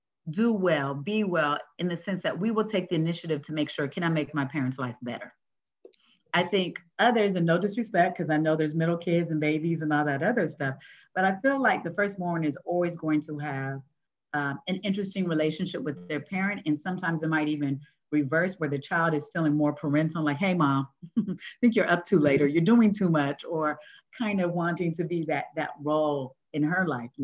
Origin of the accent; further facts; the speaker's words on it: California, United States; grew up in California, the oldest of three.